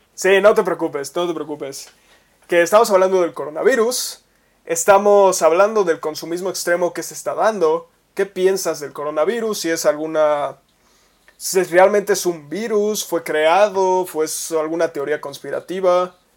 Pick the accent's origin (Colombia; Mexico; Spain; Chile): Mexico; como mexicanos